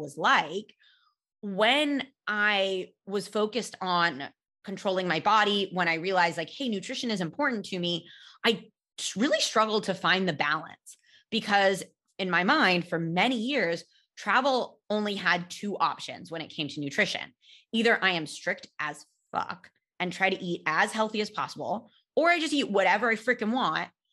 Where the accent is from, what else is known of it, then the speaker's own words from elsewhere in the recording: California, United States; I grew up in California